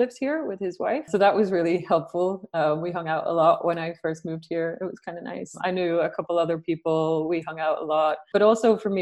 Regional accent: Isle of Man; moved away as an adult; also born or lived in Ireland / London; now in Sweden; originally I'm from Ireland, but I was brought up in the Isle of Man. I lived there for a very long time.

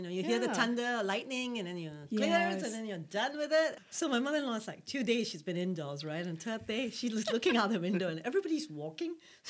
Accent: Malaysia; moved away as an adult; also born or lived in Linköping, Sweden; now in Stockholm, Sweden; I'm Hindu and I'm Malaysian.

